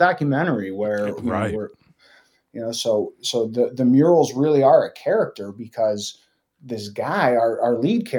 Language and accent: English; Michigan, United States; now in Chicago, United States; I'm not from here originally. I grew up in Michigan. I've lived in Chicago since 2005.